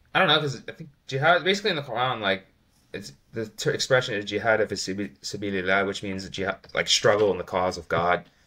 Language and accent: English; United States; I'm an American